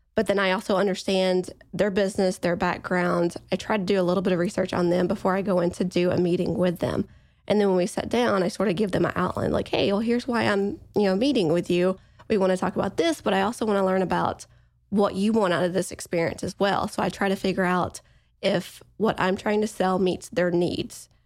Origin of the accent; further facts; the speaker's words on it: East Coast, United States; I'm from the East Coast